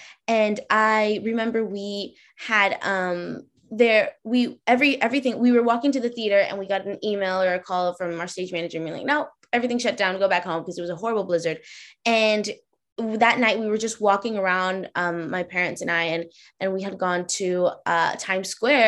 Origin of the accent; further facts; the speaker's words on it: Boston, Massachusetts, United States; born there; also born or lived in New York; I was born in Boston, right? So I definitely had snow days.